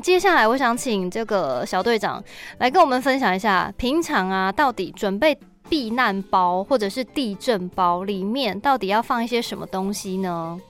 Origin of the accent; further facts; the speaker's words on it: Taiwan; 我们身为台湾人啊，真的是是啊。根本就是从小跟地震共处的